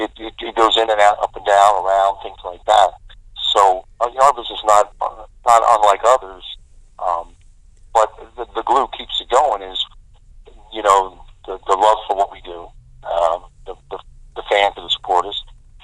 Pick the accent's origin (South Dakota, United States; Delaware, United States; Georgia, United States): Delaware, United States; There's no Greenwich Village in Delaware. We had to create our own Greenwich Village.